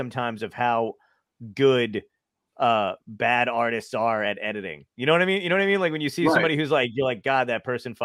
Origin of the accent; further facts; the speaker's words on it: Toms River, New Jersey, United States; also born or lived in Tempe, Arizona / Long Beach Island, New Jersey; I grew up in Toms River and I live in LBI now